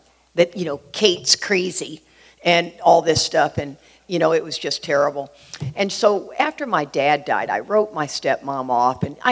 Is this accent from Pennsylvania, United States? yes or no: no; Houston, Texas, United States; I grew up in Houston